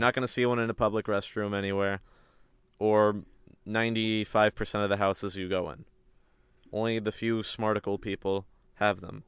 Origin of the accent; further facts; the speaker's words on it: a small town right outside of Raleigh, North Carolina, United States; I am from a small town right outside of Raleigh, North Carolina.